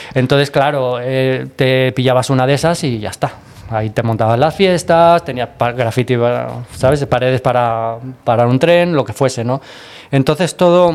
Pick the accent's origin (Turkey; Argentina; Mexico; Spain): Spain; Barcelona, Catalonia; De Barcelona